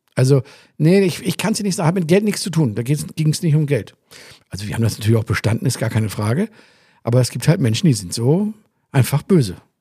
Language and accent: German; Hamburg, Germany; moved away; ursprünglich mal aus Hamburg